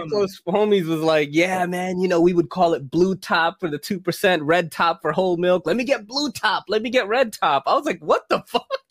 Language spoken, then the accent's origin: English; Philippines; moved away; I come from a third world country. I was born in the Philippines